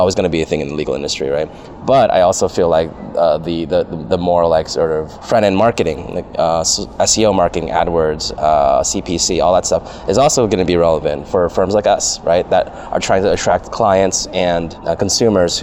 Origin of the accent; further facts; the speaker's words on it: San Jose, California, United States; now in Los Angeles, United States; I grew up in San Jose, so I grew up a Sharks fan